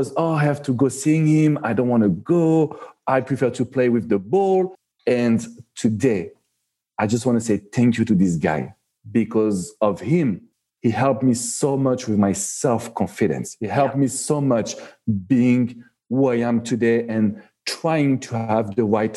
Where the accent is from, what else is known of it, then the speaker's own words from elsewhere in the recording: Paris, Île-de-France, France; accent: French; English is a second language; moved away as an adult; now in Miami, United States; I am born and raised in Paris, so you can feel it with my French accent